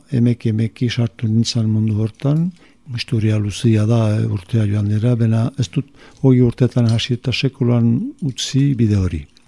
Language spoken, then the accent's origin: Basque; Musculdy, Nouvelle-Aquitaine, France; sortu naiz muskildin